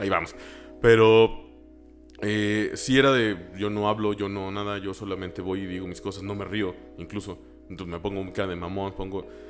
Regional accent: San Luis Potosí, Mexico; Yo soy un pendejo de San Luis

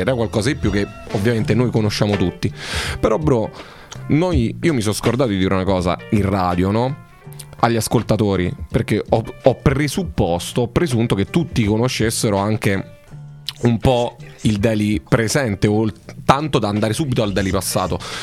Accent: Roccaraso, Abruzzo, Italy; io so cresciuto a Roccaraso

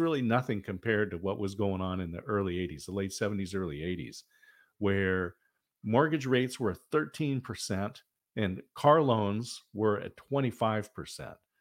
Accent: Oregon, United States; also born or lived in Southern California; grew up here in the Northwest

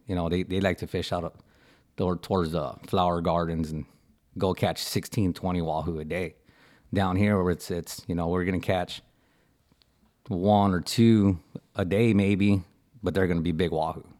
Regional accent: Port Isabel, Texas, United States; I'm from Port Isabel. Uh, you know, uh, born and raised

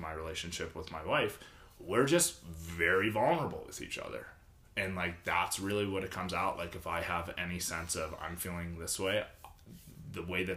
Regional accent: Pittsburgh, Pennsylvania, United States; moved away; where I grew up in Pittsburgh

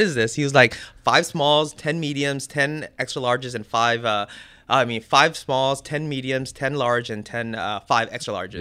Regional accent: Santa Ana, California, United States; I was born in the eighties, grew up in the nineties, and during the time I grew up in Orange County

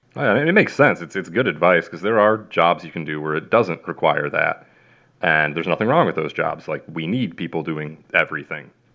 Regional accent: Plainfield, Illinois, United States; moved away; also born or lived in central Kansas; I'm from Plainfield, Illinois

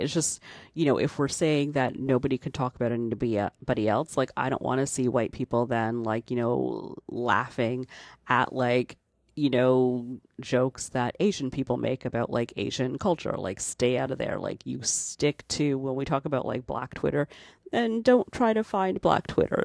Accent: Canada; I'm Canadian

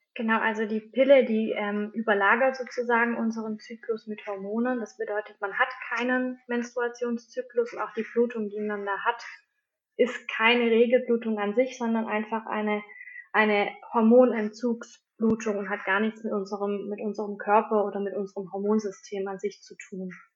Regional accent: Swabia, Germany; bei uns im Schwabenland

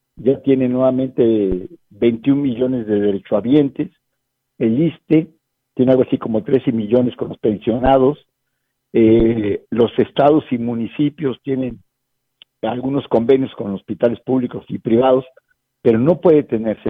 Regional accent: Mexico; also born or lived in San Luis Potosí; nos ha faltado a los mexicanos participar más

